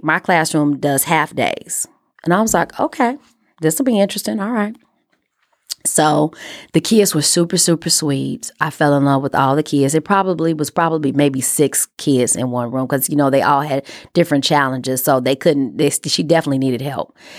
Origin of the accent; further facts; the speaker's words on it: Chicago, Illinois, United States; I am a kid from Chicago. who went to Catholic school, private school all her life.